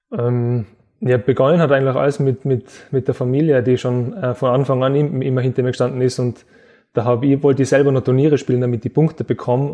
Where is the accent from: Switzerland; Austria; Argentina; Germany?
Austria; Innsbruck, Tyrol; in meiner Heimatstadt